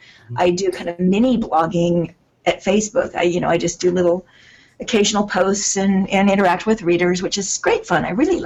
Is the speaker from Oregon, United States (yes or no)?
no; California, United States; all my stuff has been set in California so far. Of course, even going to the Grand Canyon, I'm leaving my home state.